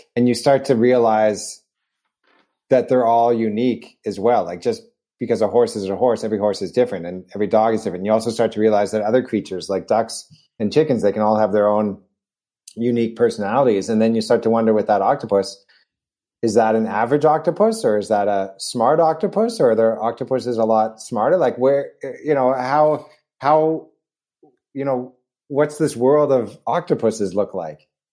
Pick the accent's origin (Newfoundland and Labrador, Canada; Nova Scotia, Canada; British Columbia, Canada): British Columbia, Canada; Vancouver; moved away; I grew up in Vancouver in Canada